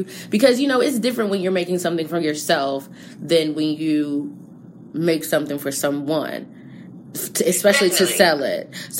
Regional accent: New Jersey, United States; I'm from New Jersey.

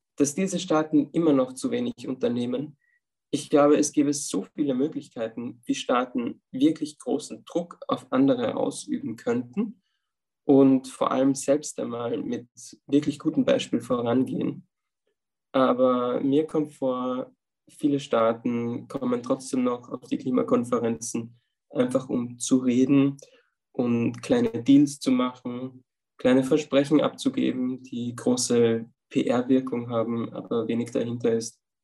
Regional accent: Upper Austria, Austria; moved away as an adult; now in Vienna, Austria; Ich komme ursprünglich aus Oberösterreich und jetzt in meiner Zeit in Wien, wo ich seit drei Jahren bin

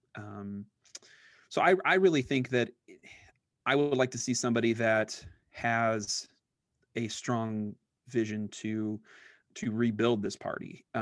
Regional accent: Iowa, United States; I grew up in Iowa

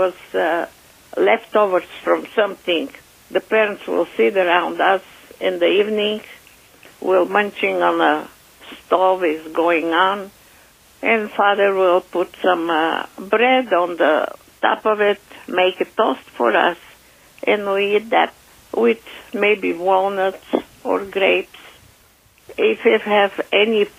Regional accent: Sofia, Sofia City, Bulgaria; moved away; I was born in Bulgaria, Sofia, in 1934

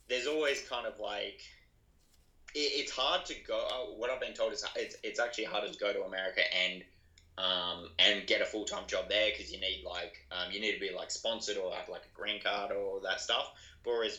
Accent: Adelaide, South Australia, Australia; I'm from Adelaide, it's not like we're a country town or anything

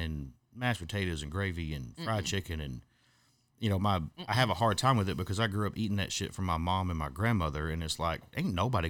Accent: Texas, United States; Well, see, I grew up in Hopkins County, you know, right around the Silver Springs area, and Hopkins County was the number one dairy producing county in Texas.

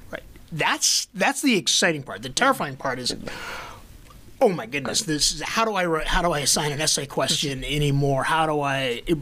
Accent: Philadelphia, Pennsylvania, United States; now in Madison, United States; I'm from Philadelphia.

